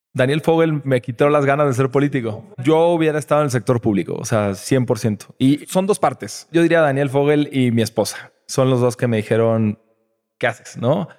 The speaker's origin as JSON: {"language": "Spanish", "region": "Nuevo León", "country": "Mexico", "tie": "born or raised there", "also_born_or_lived": "Puebla", "said": "Yo nací en Puebla este, pero estuve seis meses ahí. Toda mi vida estuve en Nuevo León desde los seis meses."}